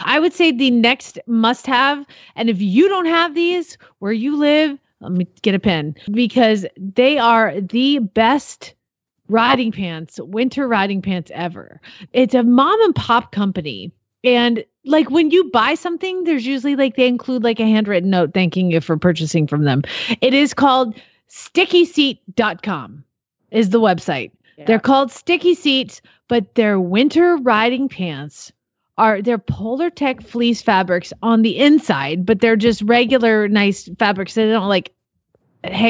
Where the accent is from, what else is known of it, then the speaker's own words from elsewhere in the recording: Arizona, United States; also born or lived in Georgia; now in Oklahoma, United States; I'm from Arizona. I lived in Georgia and Arizona, so I didn't know how to live in a winter in Oklahoma.